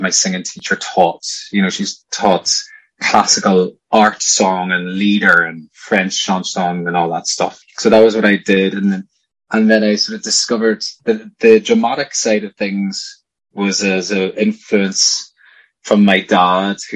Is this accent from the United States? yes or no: no; County Tyrone, Northern Ireland, United Kingdom; I'm from County Tyrone